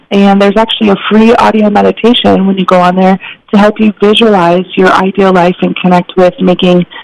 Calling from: Portland, Oregon, United States; i'm in portland oregon so it's definitely okay. rainy out here

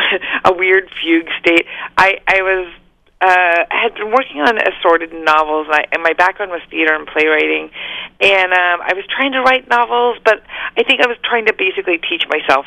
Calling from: Los Angeles, California, United States; Just Los Angeles.

